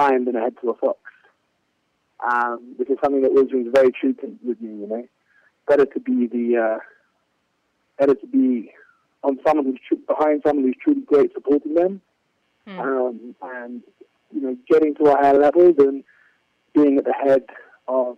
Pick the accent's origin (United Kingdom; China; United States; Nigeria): United Kingdom; London; moved away as an adult; now in Jerusalem, Israel; in London, my hometown